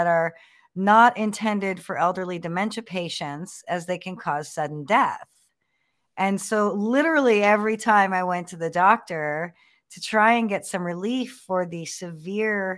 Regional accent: Los Angeles, California, United States; We're from Los Angeles

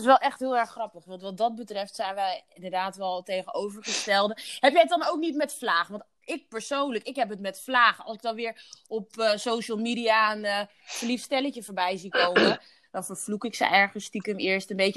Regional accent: Curaçao; ik ben op Duche Curaçao geboren

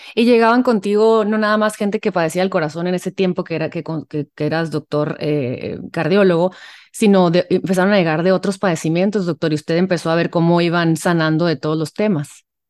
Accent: Mexico; los mexicanos que nos encanta el chamoy

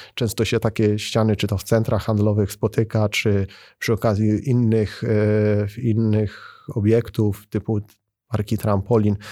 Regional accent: Bytom, Silesian Voivodeship, Poland; Ja jako bytomianin i osoba, która zamieszkuje i, i związana jest z Bytomiem

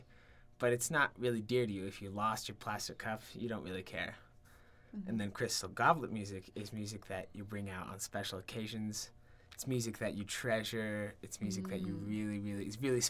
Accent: Pennsylvania, United States; I'm from Pennsylvania

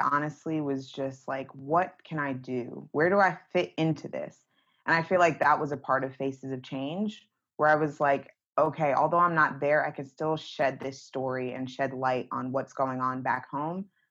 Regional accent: Northeast, United States; me growing up in the Northeast

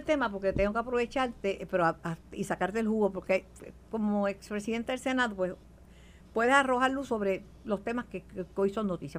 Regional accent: Puerto Rico; tengo la mancha de plátano y, y, y que soy puertorriqueño

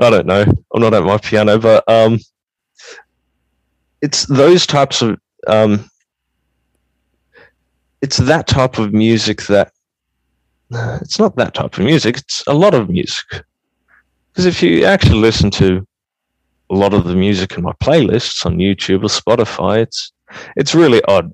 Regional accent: Australia; I was born in Australia.

